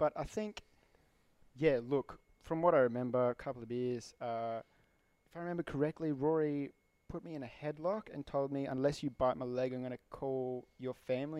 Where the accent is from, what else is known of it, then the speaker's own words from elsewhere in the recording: Zimbabwe; I'm from Zimbabwe